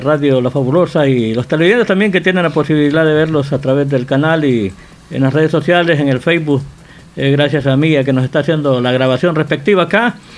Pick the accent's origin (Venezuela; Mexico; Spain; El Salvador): El Salvador; como decimos salvadoreño